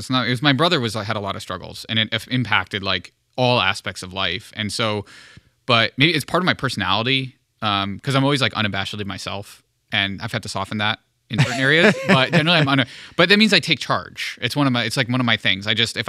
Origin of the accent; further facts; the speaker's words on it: Cheshire, Connecticut, United States; Pepe's Pizza, which like it was a tradition growing up in Cheshire.